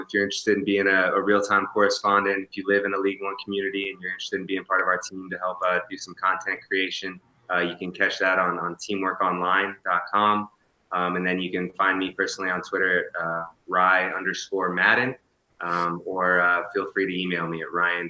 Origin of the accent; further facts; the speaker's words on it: West Coast, United States; I'm from the West Coast